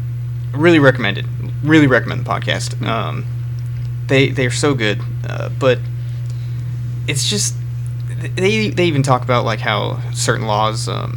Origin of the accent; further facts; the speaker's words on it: California, United States; my hometown in California